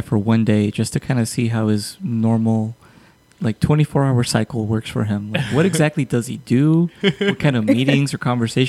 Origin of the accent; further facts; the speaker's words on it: Calexico, California, United States; now in San Luis, United States; where I grew up in Calexico, which is like the California version of San Luis here